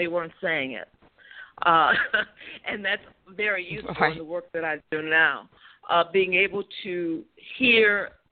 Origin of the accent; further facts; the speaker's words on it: Chicago, Illinois, United States; I'm from Chicago